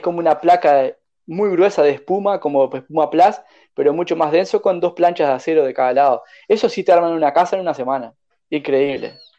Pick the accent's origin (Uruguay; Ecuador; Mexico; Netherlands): Uruguay; moved away as an adult; also born or lived in Chile; pensaban que yo era uruguayo, soy uruguayo